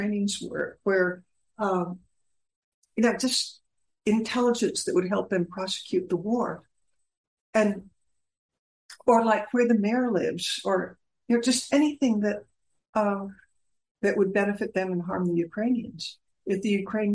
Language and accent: English; United States; as an American from a business family